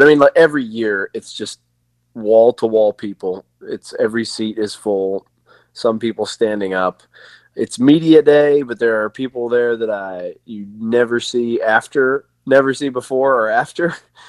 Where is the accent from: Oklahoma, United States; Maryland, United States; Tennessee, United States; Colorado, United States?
Tennessee, United States; I mean, my whole family, I'm from Tennessee. Everyone in my family sounds like they are straight out of Deliverance.